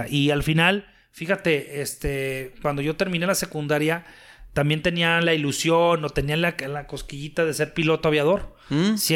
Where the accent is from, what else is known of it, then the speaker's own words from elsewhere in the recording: Torreón, Coahuila, Mexico; yo soy de Torreón, Coahuila. Tengo 45 años de edad.